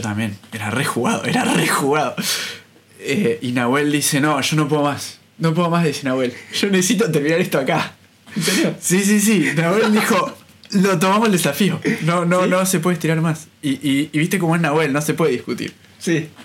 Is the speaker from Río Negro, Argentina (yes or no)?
yes; Bariloche, Río Negro, Argentina; moved away as an adult; also born or lived in Buenos Aires, Argentina; now in Paris, France; viví toda mi vida en Bariloche hasta que me fui a estudiar a Buenos Aires.